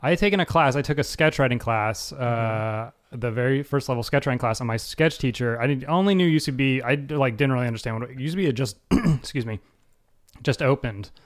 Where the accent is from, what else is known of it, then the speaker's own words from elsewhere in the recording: Atlanta, Georgia, United States; moved away; also born or lived in Los Angeles; my high school in Atlanta